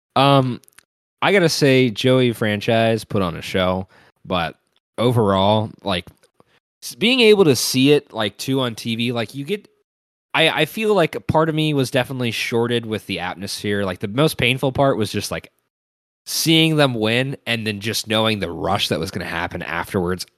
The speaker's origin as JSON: {"language": "English", "town": "Cincinnati", "region": "Ohio", "country": "United States", "tie": "born or raised there", "said": "as somebody who's watched so many Bengals games throughout my entire life, growing up in Cincinnati"}